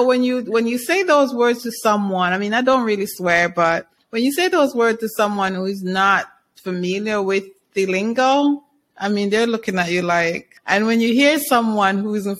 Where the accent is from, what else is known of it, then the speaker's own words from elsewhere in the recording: Jamaica; I can relate to that being Jamaican